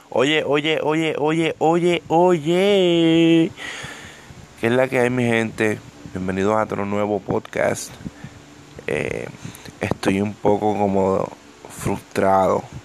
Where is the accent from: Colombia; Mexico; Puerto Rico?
Puerto Rico; Ponce; yo soy de Ponce, yo soy del, sur de, Puerto Rico